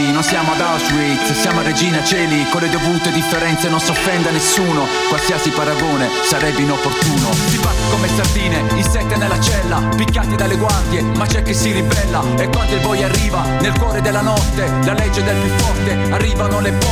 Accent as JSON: {"language": "Italian", "town": "Bari", "region": "Apulia", "country": "Italy", "accent": "Barese dialect", "said": "col dialetto barese si può, si può fare musica intellegibile, eh, rivolto anche al grande pubblico, perché il nostro dialetto è molto musicale."}